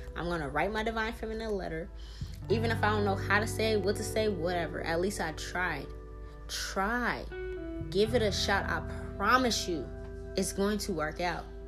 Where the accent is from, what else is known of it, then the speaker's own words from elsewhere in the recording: New Orleans, Louisiana, United States; I'm from New Orleans